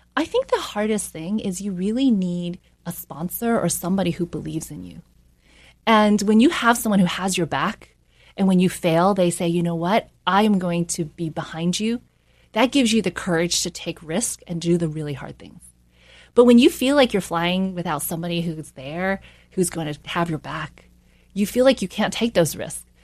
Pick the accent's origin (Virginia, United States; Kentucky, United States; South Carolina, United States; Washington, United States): South Carolina, United States; also born or lived in New York; I grew up in a small town in South Carolina.